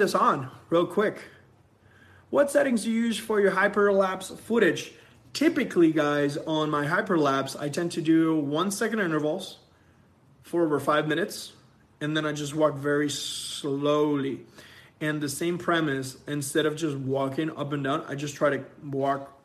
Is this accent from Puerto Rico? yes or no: yes; Puerto Rico; moved away as an adult; now in California, United States; We are originally from Puerto Rico